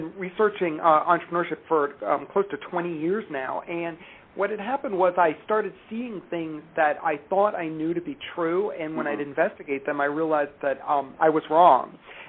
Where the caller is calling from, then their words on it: Cleveland, Ohio, United States; Cleveland, Ohio.